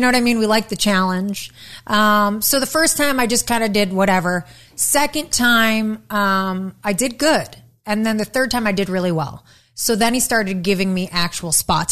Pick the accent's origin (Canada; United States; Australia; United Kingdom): United States; Detroit, Michigan; I'm from Detroit